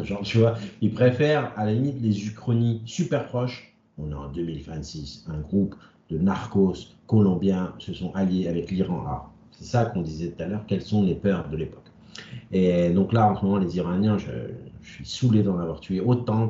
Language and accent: French; France; on est français